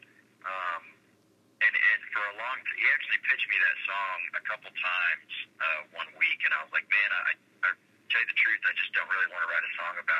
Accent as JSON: {"language": "English", "town": "Weatherford", "region": "Texas", "country": "United States", "tie": "born or raised there", "said": "my hometown of Weatherford, Texas"}